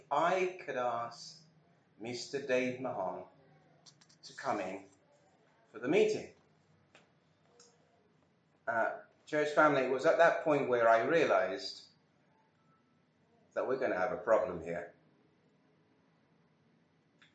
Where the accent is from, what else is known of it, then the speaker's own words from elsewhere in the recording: Birmingham, West Midlands, United Kingdom; being a Brummie